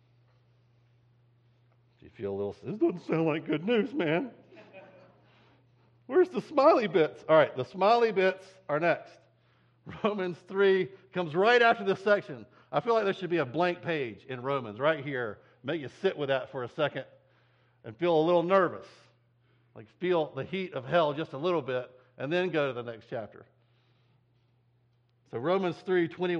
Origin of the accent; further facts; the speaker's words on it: United States; as American Christians